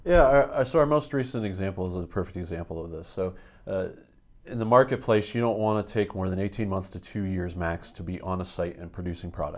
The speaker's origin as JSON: {"language": "English", "area": "a small town outside of Erie", "region": "Pennsylvania", "country": "United States", "tie": "born or raised there", "also_born_or_lived": "upstate New York / Austin, Texas", "moved": "as an adult", "lives_now": "Berks County, Pennsylvania, United States", "said": "I grew up in a very small town outside of Erie, Pennsylvania"}